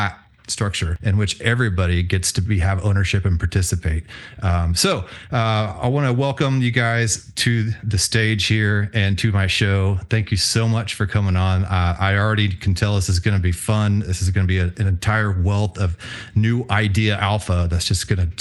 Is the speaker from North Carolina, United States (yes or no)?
no; Houston, Texas, United States; also born or lived in Tulsa, Oklahoma; I was born and raised in Houston, Texas. Spent as a child a little bit of time in Tulsa, Oklahoma, but mostly Houston.